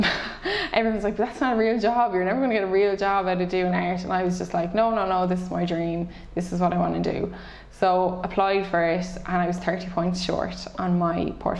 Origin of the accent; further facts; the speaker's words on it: Dublin, Leinster, Ireland; I'm originally from Dublin, so I was born in Dublin. I lived here until I was maybe five with my mom.